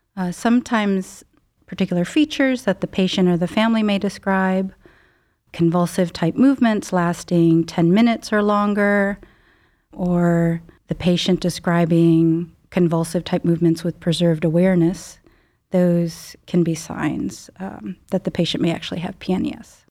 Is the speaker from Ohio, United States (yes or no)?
no; Chicago suburbs, Illinois, United States; moved away as an adult; now in Cleveland, United States; I grew up in the Midwest, um, Chicago suburbs